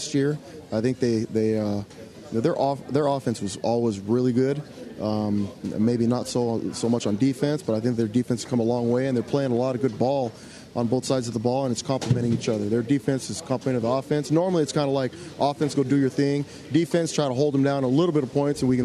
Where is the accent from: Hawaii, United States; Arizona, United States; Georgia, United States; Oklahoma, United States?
Hawaii, United States; Laie; moved away; also born or lived in Kahuku; I was born in Laie and in Kahuku.